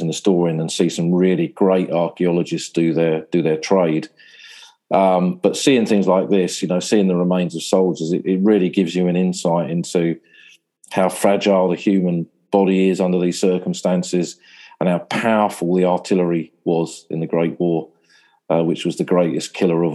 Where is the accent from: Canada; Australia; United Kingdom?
United Kingdom; Sussex, South East England; moved away as an adult; now in Somme, France; I grew up in Sussex, which is a chalk landscape.